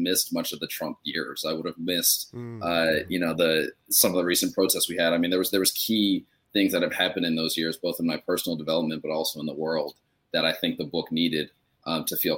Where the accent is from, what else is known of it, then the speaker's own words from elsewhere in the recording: United States; also born or lived in Australia; now in New York, United States; as an American